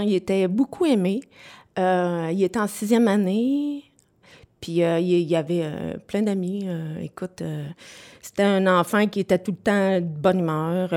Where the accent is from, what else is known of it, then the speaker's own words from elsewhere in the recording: Sherbrooke, Quebec, Canada; je viens de Sherbrooke. Je suis native de Sherbrooke